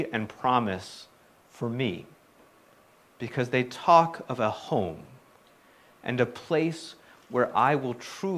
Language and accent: English; South Carolina, United States; moved away; I was born and raised in South Carolina